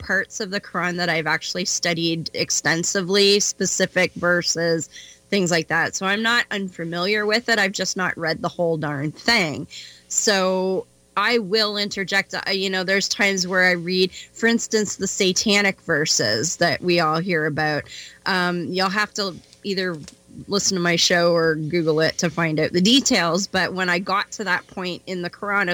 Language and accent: English; Canada; I'm a Canadian white chick